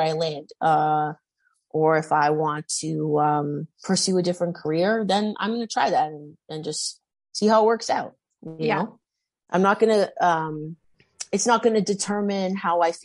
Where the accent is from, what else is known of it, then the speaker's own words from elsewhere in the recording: Toronto, Ontario, Canada; I went to like a small private school here in Toronto.